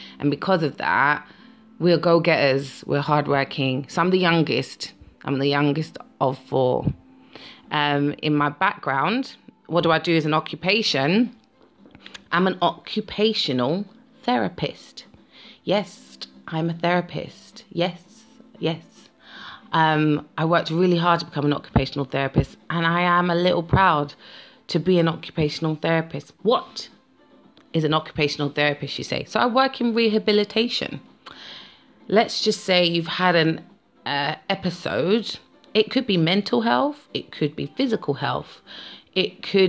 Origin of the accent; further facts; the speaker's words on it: London, United Kingdom; I'm a Londoner